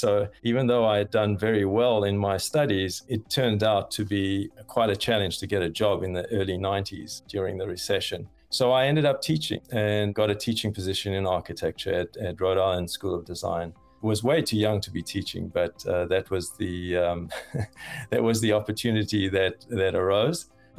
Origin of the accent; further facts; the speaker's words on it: South Africa; moved away as an adult; also born or lived in Cape Town, South Africa; now in United States; I was born in South Africa, came to the United States essentially to study master's in architecture, having come from University of Cape Town.